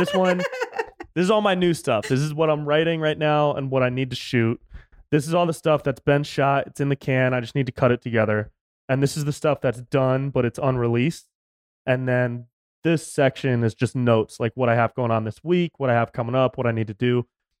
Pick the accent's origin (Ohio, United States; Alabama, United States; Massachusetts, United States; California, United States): California, United States; Davis; also born or lived in Sacramento, California, United States; Close. I grew up in Davis, right up by Sacramento.